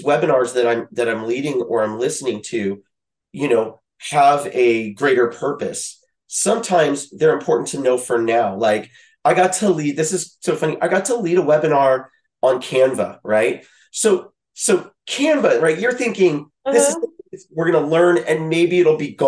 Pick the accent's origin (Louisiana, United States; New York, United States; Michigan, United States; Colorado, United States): Louisiana, United States; also born or lived in Midwest; now in California, United States; I grew up in Louisiana